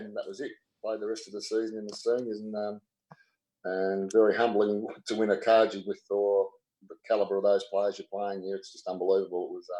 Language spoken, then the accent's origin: English; Wangaratta, Victoria, Australia; I come down from Wangaratta, right?